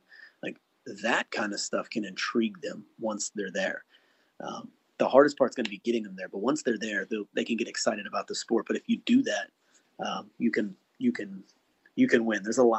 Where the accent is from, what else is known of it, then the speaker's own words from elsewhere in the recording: United States; as an American